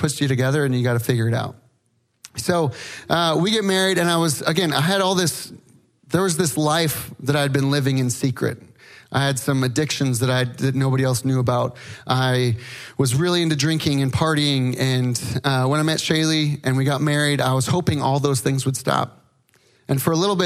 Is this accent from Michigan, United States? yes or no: no; California, United States; I'm from California